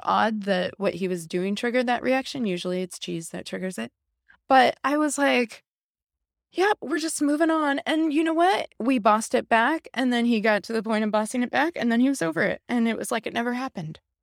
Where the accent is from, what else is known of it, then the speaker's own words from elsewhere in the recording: Midwest, United States; moved away as an adult; also born or lived in Los Angeles, California; I grew up here in the Midwest. I lived in L A for many, many years.